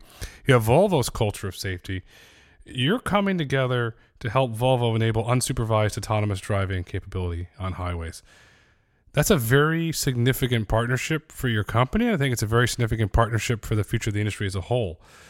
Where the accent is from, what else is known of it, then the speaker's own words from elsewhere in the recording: Northeast, United States; growing up in the Northeast